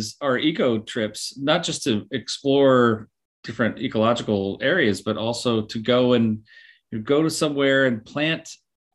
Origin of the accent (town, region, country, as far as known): Bend, Oregon, United States; born or raised there